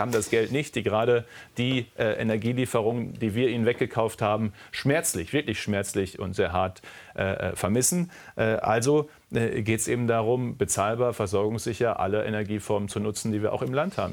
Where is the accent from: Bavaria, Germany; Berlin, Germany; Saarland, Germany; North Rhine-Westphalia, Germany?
North Rhine-Westphalia, Germany; Münsterland; als Münsterländer. Ich komme aus einer sehr ländlichen Region, aus einem kleinen Dorf